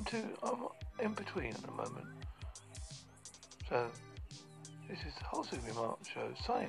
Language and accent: English; United Kingdom; I'm British.